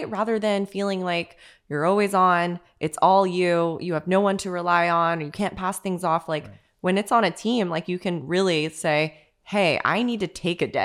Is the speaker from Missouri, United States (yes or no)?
no; St. Augustine, Florida, United States; I'm like St. Augustine native.